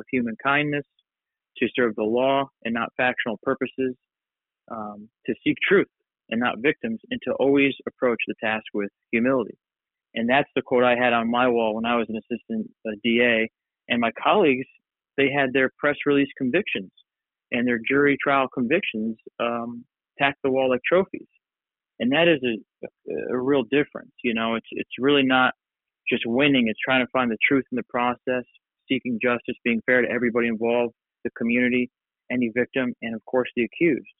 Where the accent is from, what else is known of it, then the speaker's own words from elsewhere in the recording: New York, United States; also born or lived in San Jose, California; my parents moved to New York when I was really young.